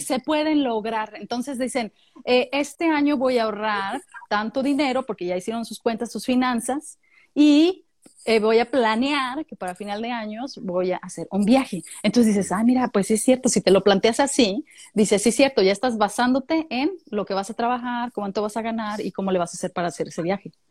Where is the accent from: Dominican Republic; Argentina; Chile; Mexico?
Mexico; moved away as an adult; now in Australia; nosotros como mexicanos cuando viví en México